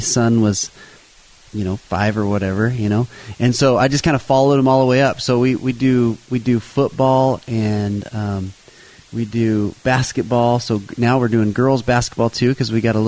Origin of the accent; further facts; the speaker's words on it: Payette, Idaho, United States; I grew up in Payette, not too far from here